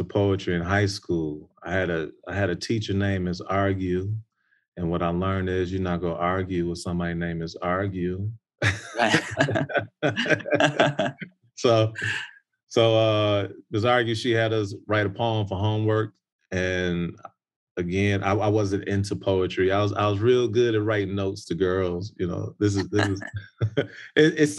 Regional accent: Chicago, Illinois, United States; I'm from Chicago, Chi-Town

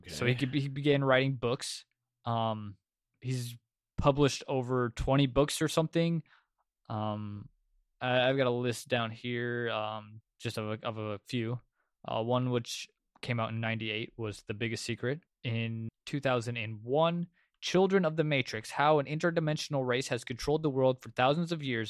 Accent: United States; I am so American.

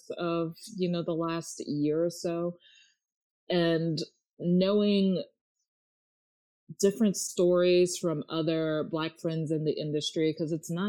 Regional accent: Maryland, United States; moved away as an adult; also born or lived in Los Angeles; I moved back to my home state of Maryland early this year

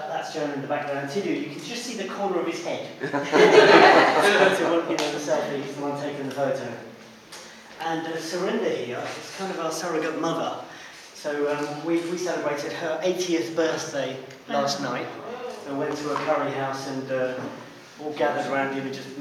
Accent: High Wycombe, South East England, United Kingdom; I hail from High Wycombe

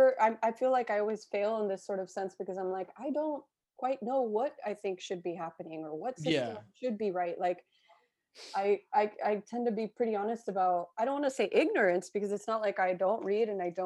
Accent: Miami, Florida, United States; I don't know about you, even though we grew up in Miami, I mean, I guess we were still in like US public school system. I went to public school in Miami.

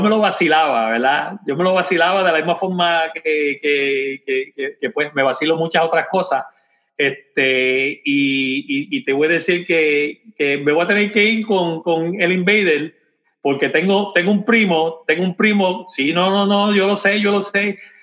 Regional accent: Comerío, Puerto Rico; also born or lived in Corozal, Puerto Rico; now in Frederick, Maryland, United States; Yo soy de Comerío, pero, pero yo creo que, yo en verdad nací en, en, Corozal y me llevaron para Comerío

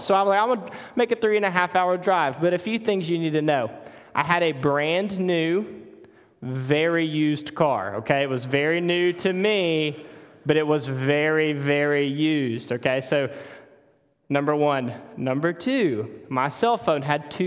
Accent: Mississippi, United States; accent: Mississippi; moved away as an adult; also born or lived in Charlotte area, North Carolina; now in Charlotte, United States; we moved from Mississippi to North Carolina about a year ago. So every time you hear something weird in my voice or you need a translator, that's all the Mississippi coming out

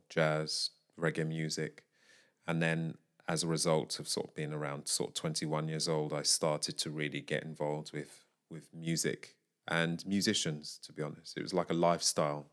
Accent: United Kingdom; I am a British vocalist.

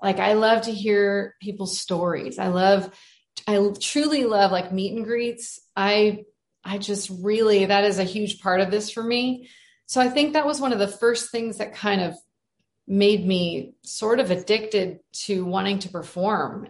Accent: Arizona, United States; I'm from Arizona and I grew up in this beautiful place.

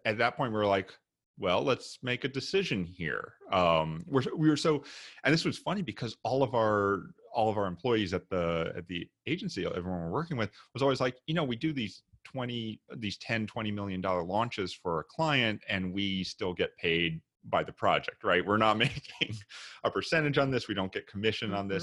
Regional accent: Memphis, Tennessee, United States; moved away as an adult; also born or lived in New York / Japan; originally I'm from Memphis, Tennessee.

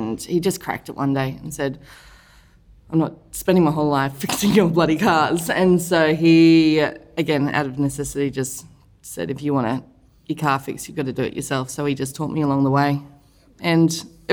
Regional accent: Gympie, Queensland, Australia; also born or lived in Melbourne / Noosa; now in Brisbane, Australia; I moved up from Melbourne when I was like 5, and I grew up between Noosa and Gympie in the country there, and then went to all the Gympie schools.

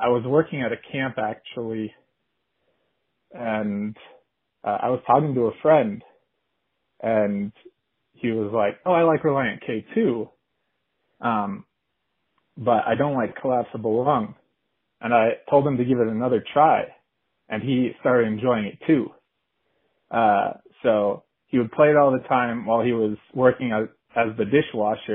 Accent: Colorado, United States; I'm from Colorado

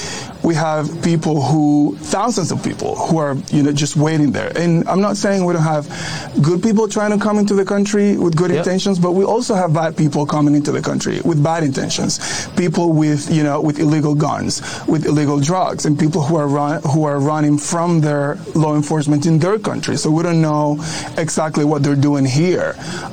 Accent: Virginia, United States; in my native, in my home state of Virginia.

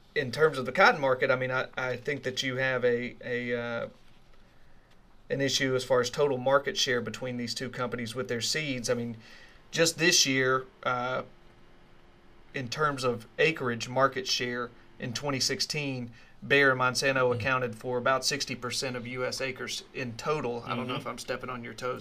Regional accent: Leland, Mississippi, United States; I come from Leland, Mississippi

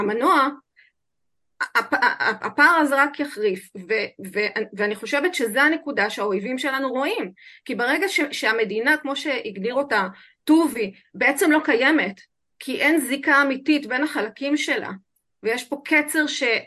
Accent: Israel; אני נולדתי כאן

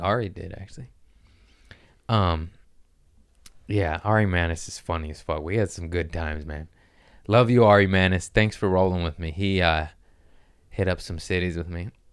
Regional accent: Los Angeles, California, United States; I'm from Los Angeles

